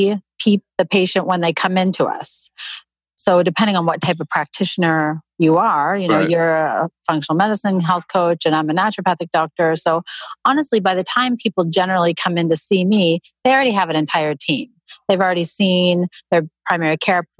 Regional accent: Canada; moved away as an adult; also born or lived in Toronto, Canada; now in United States; I grew up in Canada and I was living in Toronto at the time.

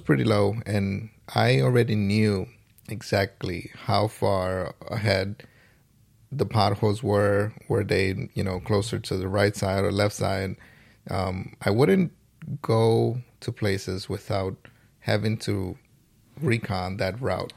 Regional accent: New York City, New York, United States; I am from the Boogie Down Bronx

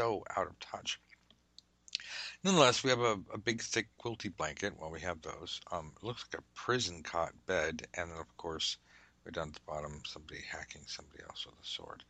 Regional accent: Southern California, United States; I'm from Southern California, so we don't even like blankets.

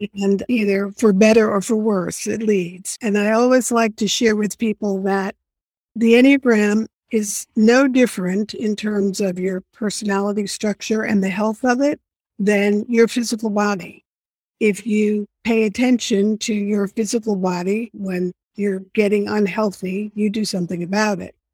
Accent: New York City, New York, United States; I was born and raised in New York City

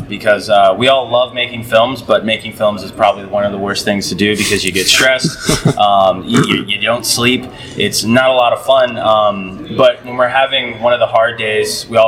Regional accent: Keokuk, Iowa, United States; now in Coralville, United States; I'm a filmmaker from Coralville, grew up in Keokuk

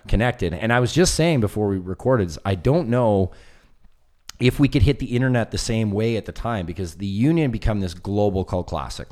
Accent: West Coast, Canada; I'm from the West Coast

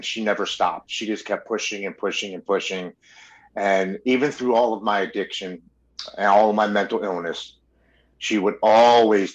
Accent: Baltimore, Maryland, United States; I was born and raised in Baltimore, Maryland.

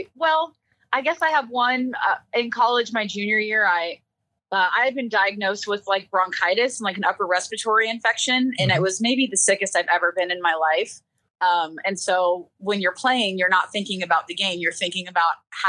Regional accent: South Louisiana, United States; I'm coming from South Louisiana

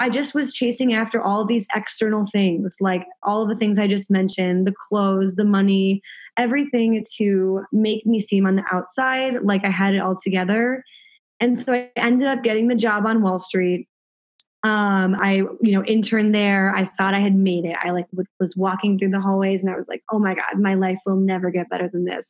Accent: Chicago, Illinois, United States; I grew up in Chicago, middle-class family

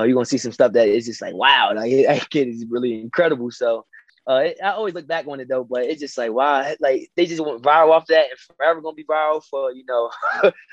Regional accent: Delaware, United States; where I come from Delaware, we get overlooked. You know, we a small town, small city.

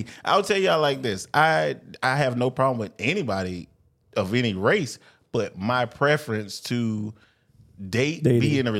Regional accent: Florida, United States; I grew up in Florida. You know what I'm saying? I'm a Floridian.

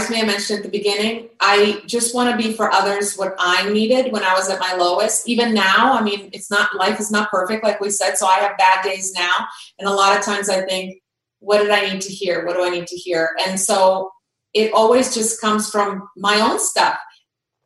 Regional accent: Croatia; I grew up in Croatia, and I was there when the war started in the early 90s.

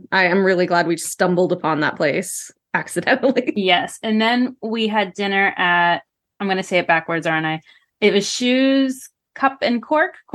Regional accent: United States; as an American

